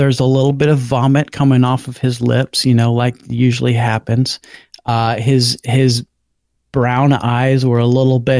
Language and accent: English; Florida, United States; I grew up in Florida, as you know